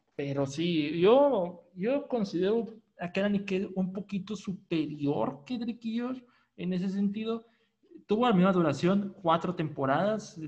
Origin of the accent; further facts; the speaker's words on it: Monterrey, Nuevo León, Mexico; de donde soy, de Monterrey, Nuevo León, aquí en México